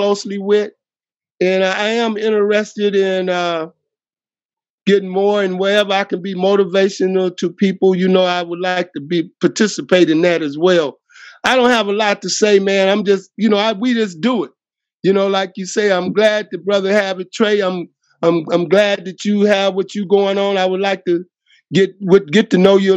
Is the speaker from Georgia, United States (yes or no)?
no; Oakland, California, United States; now in Vallejo, United States; I'm from Oakland, Vallejo. I live in Vallejo now.